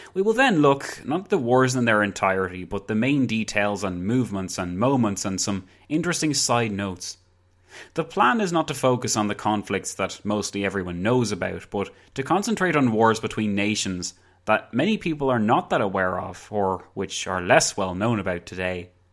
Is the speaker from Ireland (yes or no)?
yes; County Wicklow, Leinster, Ireland; I'm from Ireland. County Wicklow, to be precise.